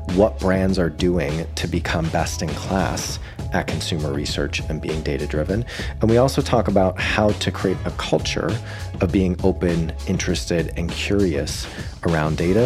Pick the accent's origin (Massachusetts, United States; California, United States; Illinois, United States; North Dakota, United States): Massachusetts, United States; Boston; my hometown of Boston